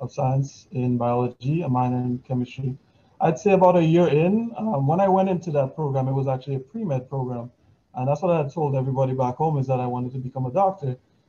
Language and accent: English; Dominica; moved away as an adult; I'm originally from Casa Comfort. I lived there until I was 21